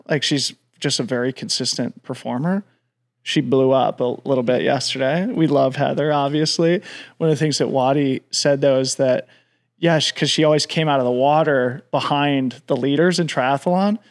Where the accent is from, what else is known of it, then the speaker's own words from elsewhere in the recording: Colorado, United States; back to Colorado, my home state